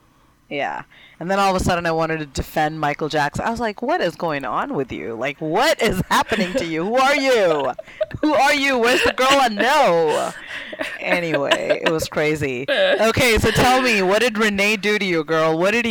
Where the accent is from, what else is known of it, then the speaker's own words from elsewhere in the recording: India; And I'm from India. Lots of cows and lots of boys, but no cowboys.